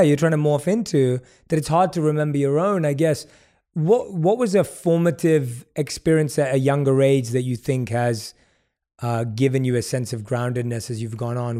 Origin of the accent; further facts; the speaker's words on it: London, United Kingdom; I grew up in London